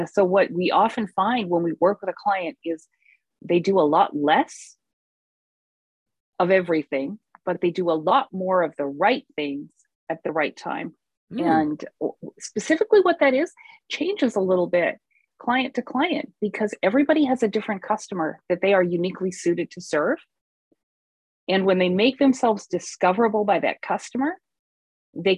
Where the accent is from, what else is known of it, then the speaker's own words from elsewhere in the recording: Vancouver, British Columbia, Canada; I'm from Vancouver